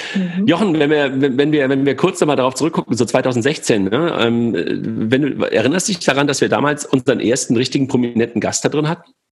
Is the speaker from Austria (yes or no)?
no; by the Wupper river, North Rhine-Westphalia, Germany; moved away; ich damals in, äh, in meiner Heimat war, also da, wo ich geboren bin, und da bin ich äh, joggen gewesen, unten an der, an der Wupper